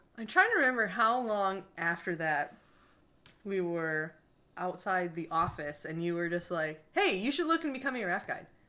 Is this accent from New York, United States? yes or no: no; Marine City, Michigan, United States; I'm from Marine City, Michigan, a little town